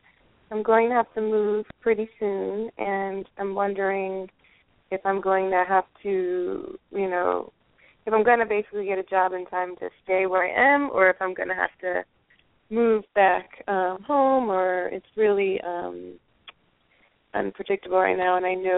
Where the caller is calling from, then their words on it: Miami, Florida, United States; I'm calling from Miami, Florida.